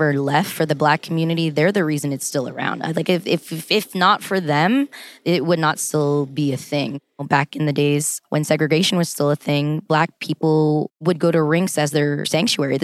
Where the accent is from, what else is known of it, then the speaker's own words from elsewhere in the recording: Los Angeles, California, United States; I was born and raised in Los Angeles, California, my whole life